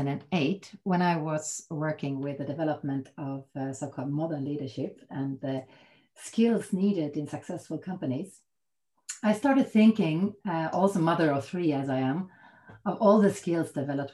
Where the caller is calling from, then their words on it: Täby, Stockholm County, Sweden; I'm calling in from Täby outside Stockholm from my home office here right now.